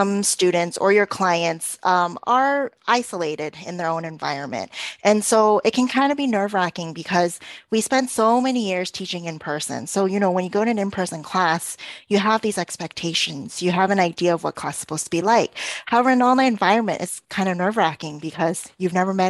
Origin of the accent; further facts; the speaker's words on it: Toronto, Ontario, Canada; also born or lived in South Korea; May and I met in Korea, even though we're both from Toronto.